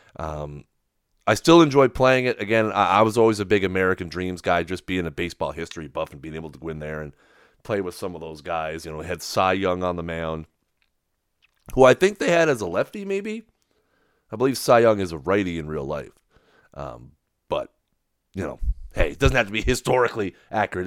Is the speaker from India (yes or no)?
no; Canada; I'm Canadian